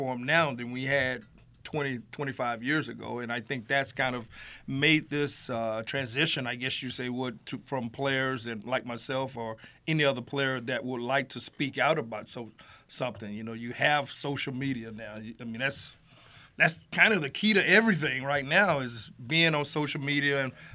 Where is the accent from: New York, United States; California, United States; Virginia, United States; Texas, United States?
California, United States; now in Buffalo, United States; back in California